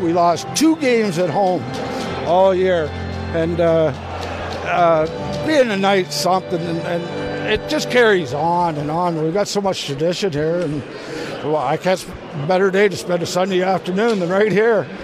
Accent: London, Ontario, Canada; I grew up here in London, lived at home

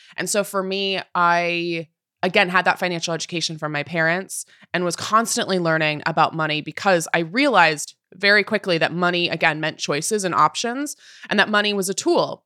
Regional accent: Puyallup, Washington, United States; moved away as an adult; now in New York, United States; the property I could afford was in my hometown, was in Puyallup, Washington

